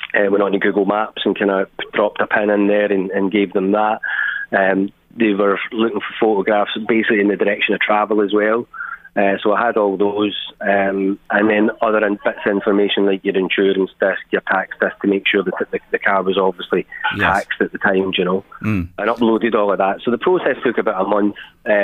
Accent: Glasgow, Scotland, United Kingdom; now in Ireland; I'm from Glasgow.

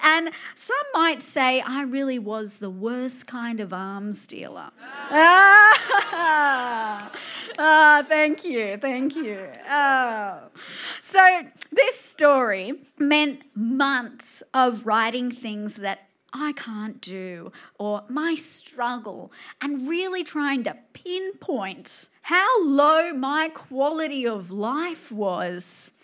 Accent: Campbelltown, New South Wales, Australia; Growing up in Campbelltown

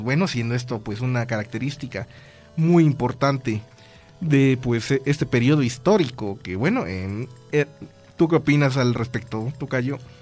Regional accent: Mexico; nosotros como mexicanos

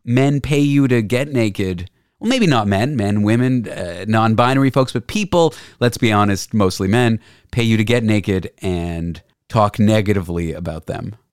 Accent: Toronto, Ontario, Canada; also born or lived in Nova Scotia; I'm from Toronto

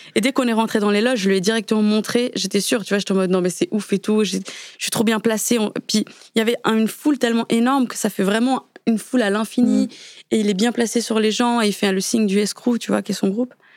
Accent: Switzerland; moved away; vivant en Suisse à ce moment-là, parce que je suis née en Suisse

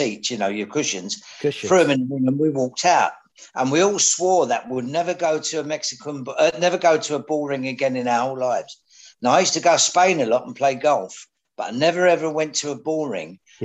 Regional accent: London, United Kingdom; also born or lived in Barking; I lived behind the Blind Beggar where Ronnie Cray shot Georgie Cornell in those days

